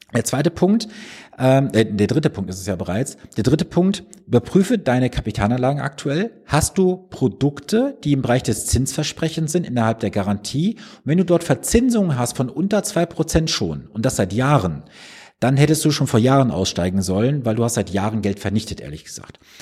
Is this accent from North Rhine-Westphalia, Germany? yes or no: yes; Mülheim an der Ruhr, North Rhine-Westphalia, Germany; Also ich komme gebürtig aus Mühlheim an der Ruhr